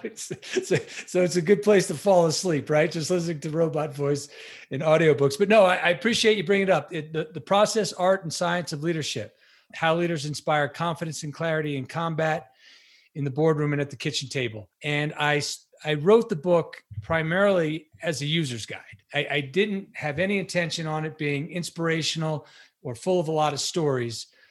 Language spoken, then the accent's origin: English; Long Island, New York, United States; I'm a New Yorker by trade